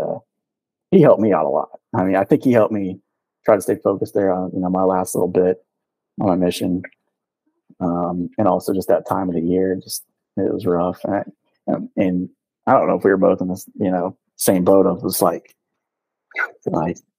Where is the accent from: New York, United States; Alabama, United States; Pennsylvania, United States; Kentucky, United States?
Kentucky, United States; I'm from Kentucky